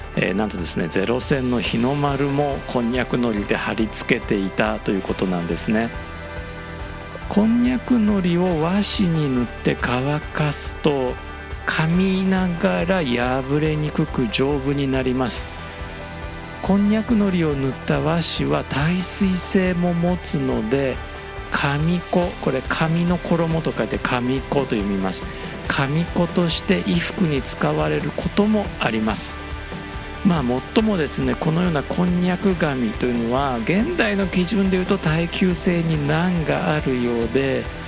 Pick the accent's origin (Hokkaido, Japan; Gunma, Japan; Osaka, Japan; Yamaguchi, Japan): Osaka, Japan; accent: Osaka dialect; 僕、まあ、大阪出身なので、大阪弁で